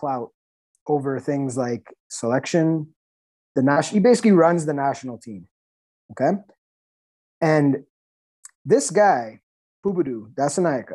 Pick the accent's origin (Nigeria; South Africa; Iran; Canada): Canada; I'm a Canadian